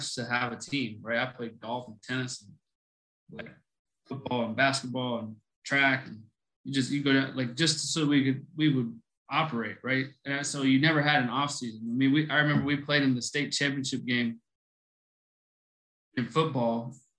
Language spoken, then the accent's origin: English; Buffalo Gap, Texas, United States; I grew up in Buffalo Gap, Texas.